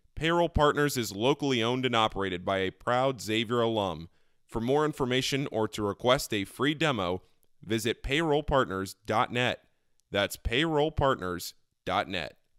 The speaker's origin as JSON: {"language": "English", "region": "Northern Virginia", "country": "United States", "said": "I'm from Northern Virginia."}